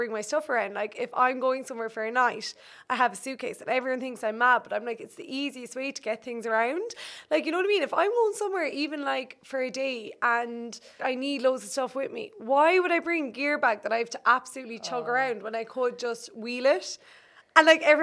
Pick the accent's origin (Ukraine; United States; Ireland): Ireland; as Irish people